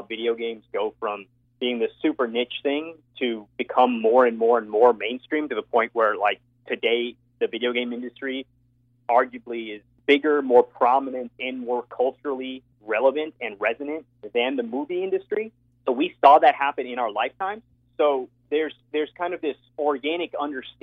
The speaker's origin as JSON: {"language": "English", "country": "Hong Kong", "tie": "born or raised there", "said": "I grew up in Hong Kong"}